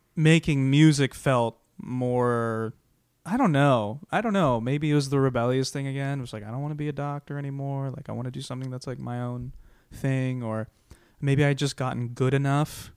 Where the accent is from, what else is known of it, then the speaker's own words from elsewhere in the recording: Iowa, United States; now in Los Angeles, United States; I'm from Iowa